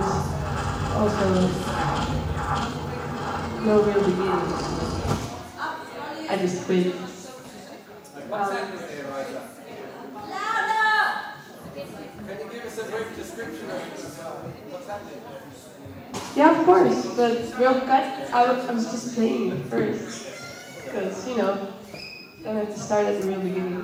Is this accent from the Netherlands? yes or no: yes; Netherlands; I come from the Netherlands